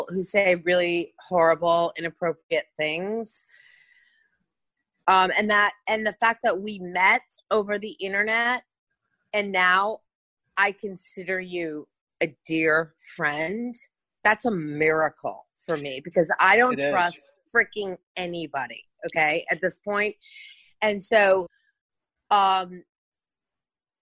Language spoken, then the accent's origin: English; Hudson Valley, New York, United States; I grew up in the Hudson Valley, in New York